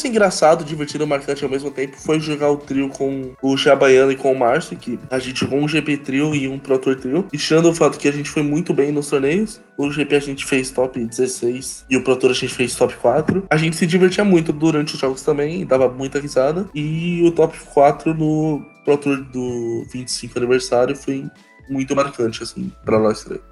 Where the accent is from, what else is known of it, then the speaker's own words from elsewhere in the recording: Santo André, São Paulo, Brazil; now in Santos, Brazil; Eu morei meus 25 anos em Santo André, mas recentemente eu me mudei para Santos